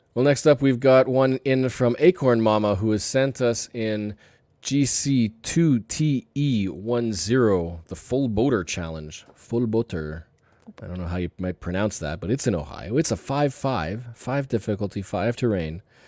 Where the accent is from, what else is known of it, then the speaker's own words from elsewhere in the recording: Canada; I'm Canadian